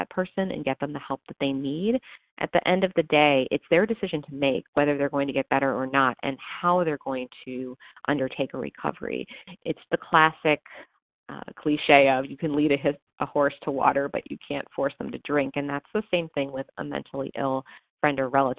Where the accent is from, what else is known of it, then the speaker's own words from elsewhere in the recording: suburbs of Washington, D.C., Maryland side, United States; moved away as an adult; also born or lived in New York; now in Chicago, United States; I grew up in the suburbs of Washington, D.C. on the Maryland side, just about 15 miles northwest of D.C.